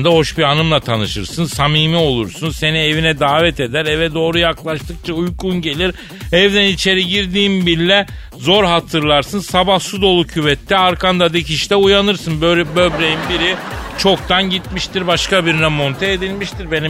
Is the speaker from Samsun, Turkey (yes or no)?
no; Araklı, Trabzon, Turkey; Araklıyım akıllı ol.